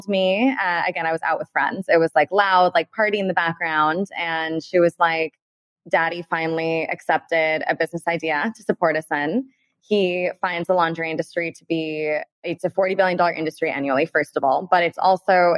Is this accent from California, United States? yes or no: yes; Beverly Hills, California, United States; we're born and raised in Beverly Hills